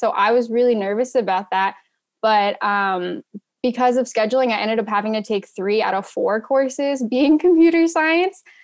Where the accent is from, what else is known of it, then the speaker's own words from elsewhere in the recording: rural Ohio, United States; I also grew up really wanting to leave my hometown. I'm from rural Ohio